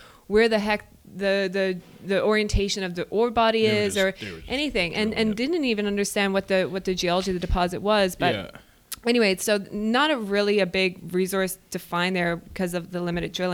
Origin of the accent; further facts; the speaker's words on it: Newfoundland and Labrador, Canada; I'm a Newfoundlander, so I mean, I pronunciate everything.